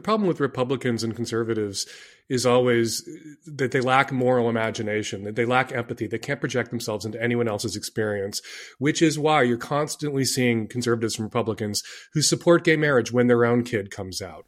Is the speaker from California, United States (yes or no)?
no; Chicago, Illinois, United States; I grew up in Chicago